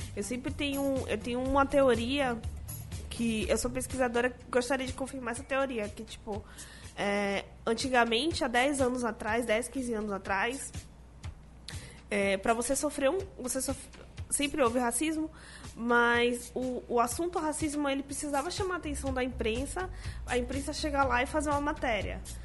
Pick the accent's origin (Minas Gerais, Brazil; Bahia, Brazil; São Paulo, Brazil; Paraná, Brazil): Bahia, Brazil; Salvador; Eu sou negra, sou de Salvador e sou da periferia de Salvador, nasci na Liberdade, que é o maior bairro negro da América Latina